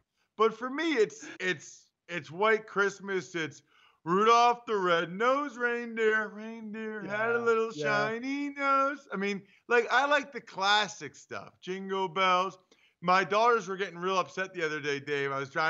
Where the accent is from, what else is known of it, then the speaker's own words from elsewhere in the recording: Pennsylvania, United States; maybe it's because I'm from Pennsylvania.